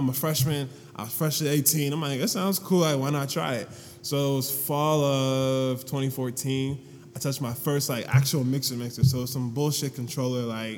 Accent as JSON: {"language": "English", "country": "Ghana", "said": "And then two, I'm Ghanaian, like 100%. Like, there's nothing else, no Egyptian, no night, just 100% Ghanaian."}